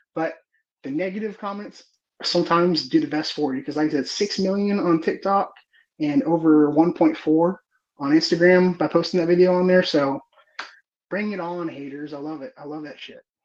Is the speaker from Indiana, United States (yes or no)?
no; Houston, Texas, United States; I'm from the Houston area